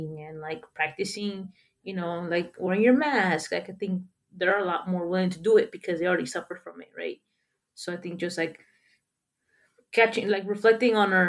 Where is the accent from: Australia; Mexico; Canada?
Mexico; moved away; when I grew up in Mexico